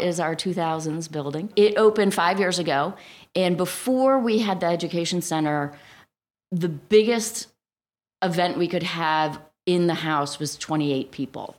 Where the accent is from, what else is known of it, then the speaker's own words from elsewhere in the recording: Cleveland, Ohio, United States; also born or lived in Alabama / Florida / Baltimore / Cincinnati; now in New Jersey, United States; I grew up in Cleveland, Ohio